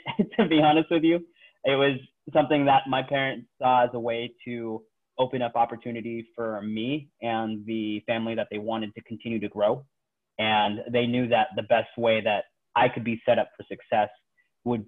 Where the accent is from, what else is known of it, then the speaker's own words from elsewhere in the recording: Bay Area, California, United States; moved away as an adult; also born or lived in Philippines; now in Seattle, United States; my whole life has pretty much been in the Bay Area. I was born in the Philippines, but was raised in California.